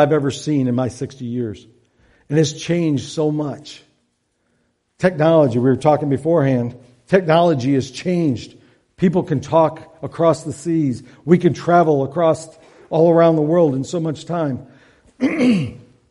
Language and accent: English; Devil's Lake, Michigan, United States; I grew up on Devil's Lake, so right across the lake from there